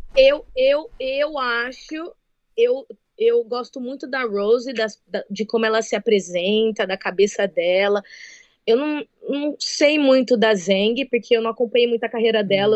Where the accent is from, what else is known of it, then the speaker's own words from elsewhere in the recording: Birigui, São Paulo, Brazil; moved away as an adult; now in United States; Eu sou de Birigui, a cidade do calçado infantil